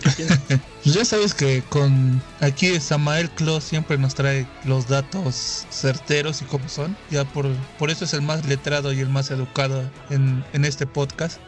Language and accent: Spanish; Mexico; Somos mexicanos